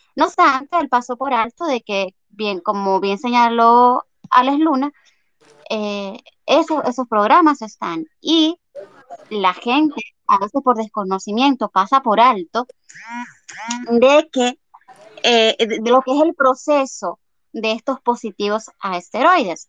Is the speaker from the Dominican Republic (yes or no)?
yes; Dominican Republic; para nosotros como dominicanos